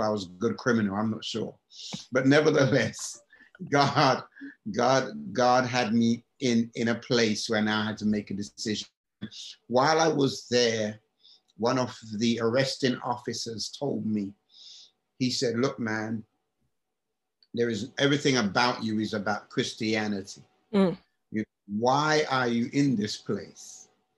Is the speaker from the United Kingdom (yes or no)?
yes; England, United Kingdom; moved away; also born or lived in Alabama; And I'm from England.